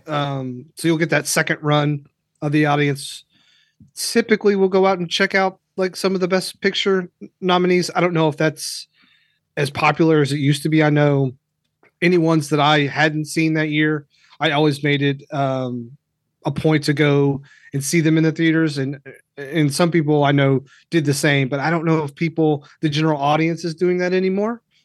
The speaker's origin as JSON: {"language": "English", "region": "Kentucky", "country": "United States", "tie": "born or raised there", "said": "I grew up in Kentucky, so this televangelist stuff was big where I was"}